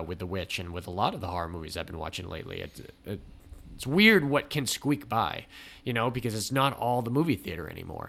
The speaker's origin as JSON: {"language": "English", "region": "New England", "country": "United States", "said": "I'm from New England"}